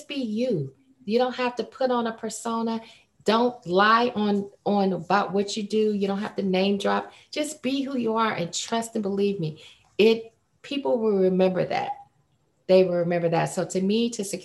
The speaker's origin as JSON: {"language": "English", "town": "Fresno", "region": "California", "country": "United States", "said": "from Fresno"}